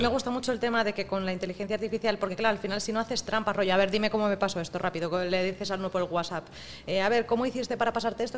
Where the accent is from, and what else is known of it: Spain